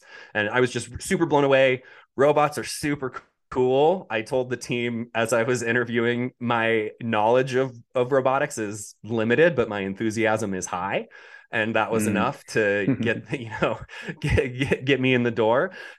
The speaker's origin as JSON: {"language": "English", "town": "Boulder", "region": "Colorado", "country": "United States", "tie": "born or raised there", "said": "moving to Boulder, Colorado, which is where I grew up in Colorado, wanted to return home, got homesick after being away for 12 years"}